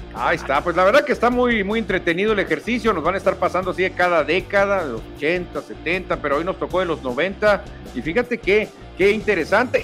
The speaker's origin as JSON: {"language": "Spanish", "country": "Mexico"}